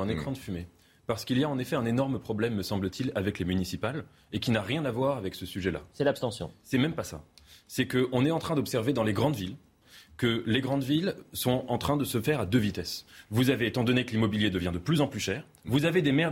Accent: Paris, Île-de-France, France; je parle en tant que Parisien

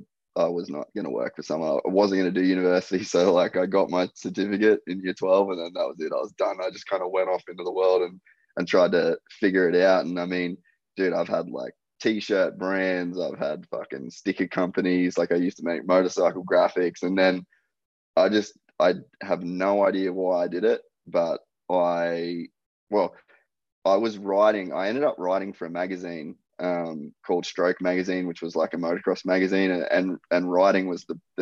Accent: Cairns, Queensland, Australia; moved away as an adult; also born or lived in United States; So I grew up in Cairns in Queensland, real young parents.

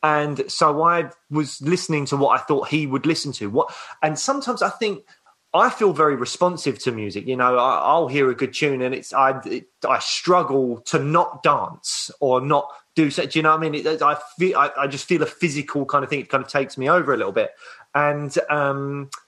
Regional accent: London, United Kingdom; also born or lived in Croydon; I grew up in Peckham. So, mainly all just like South London

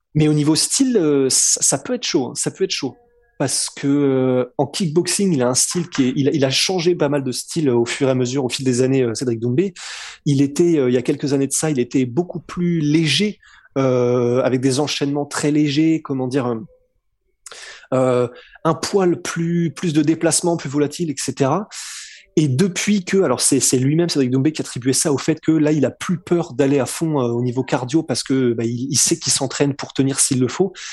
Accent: France; on est français

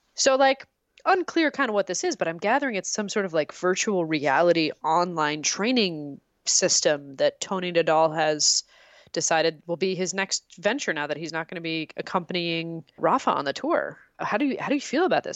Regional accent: Canada; I am from Canada

